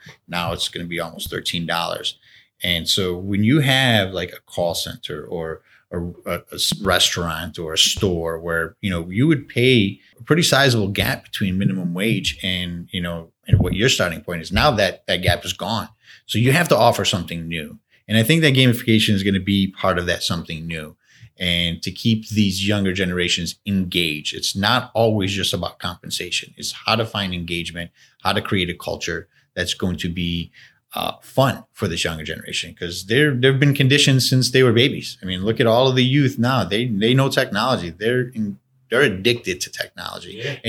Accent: Buffalo, New York, United States; I'm born and raised in Buffalo, and I've had, you know, siblings who have left Buffalo and then have come back to Buffalo.

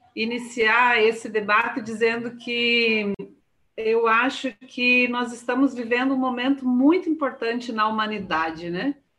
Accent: Paraná, Brazil; moved away; Eu sou paranaense também, né? Mas eu estou há 25 anos fora do, do Paraná

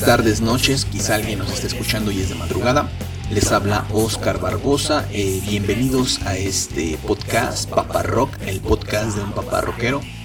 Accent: San Luis Potosí, Mexico; moved away as an adult; now in Mexico City, Mexico; yo soy de San Luis Potosí. Tengo ya cumplidos 10 años viviendo en la Ciudad de México

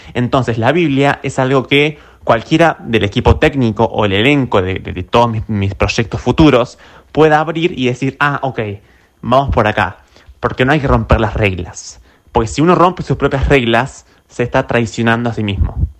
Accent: Carmen de Patagones, Buenos Aires Province, Argentina; yo tengo mi, conjunto de recuerdos negativos aquí en Patagones, especialmente en la secundaria

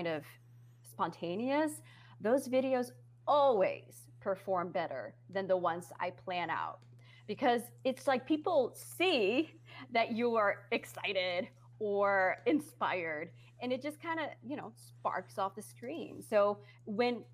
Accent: Netherlands; English is a second language; moved away; also born or lived in United States; I am from the Netherlands and I was on TV in the USA. And so that was, you know, I always felt very conscious about my accent

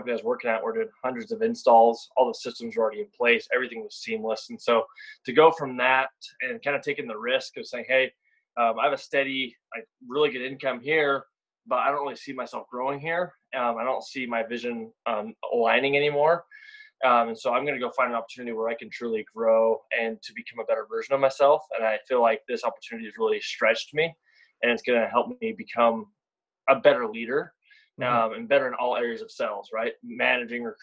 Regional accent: Utah, United States; I'm from, born and raised in Utah

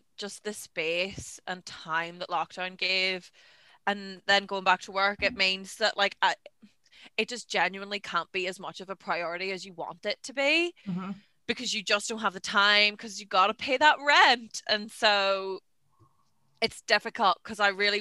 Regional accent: Ireland; moved away as an adult; also born or lived in Belfast, Northern Ireland; I am from Donegal in the Republic of Ireland, but then I came to Belfast in Northern Ireland for university

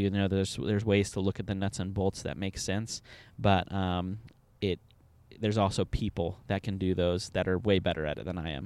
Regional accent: Southern California, United States; moved away as an adult; now in Indianapolis, United States; originally, I am from Southern California

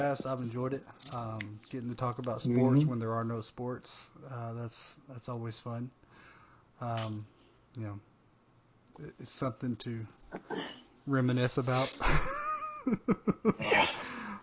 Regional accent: right outside of Memphis, Tennessee, United States; I grew up right outside of Memphis

